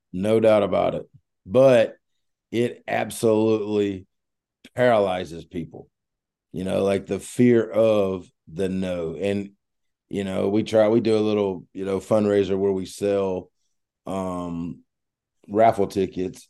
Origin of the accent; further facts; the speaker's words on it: Mississippi, United States; I grew up in Mississippi